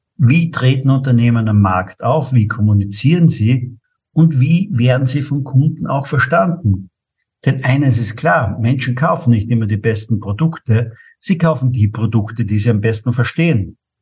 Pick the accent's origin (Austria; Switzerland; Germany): Austria; St. Paul im Lavanttal, Carinthia; Ich bin geboren in St. Paul im Lavantal